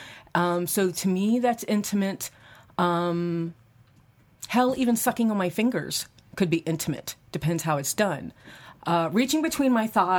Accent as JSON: {"language": "English", "region": "Maryland", "country": "United States", "moved": "yes", "lives_now": "Columbus, United States", "said": "my home state, Maryland."}